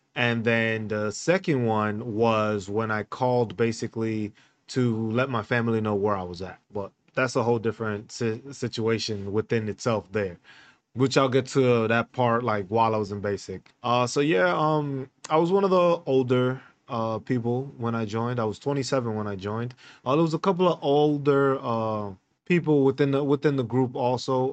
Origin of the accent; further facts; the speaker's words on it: New York City, New York, United States; moved away as an adult; also born or lived in San Diego / Hawaii / Fort Riley, Kansas; now in Grafenwöhr, Germany; I was born and raised in New York City.